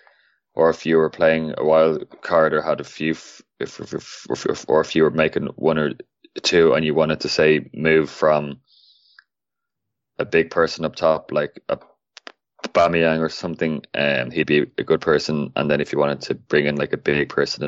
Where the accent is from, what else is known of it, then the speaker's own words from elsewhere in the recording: Ireland; I am Irish